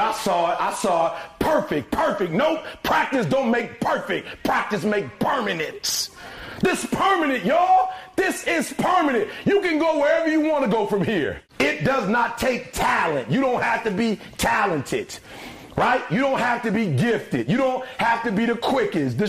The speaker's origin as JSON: {"language": "English", "town": "Detroit", "region": "Michigan", "country": "United States", "said": "I'm from Detroit, homeless"}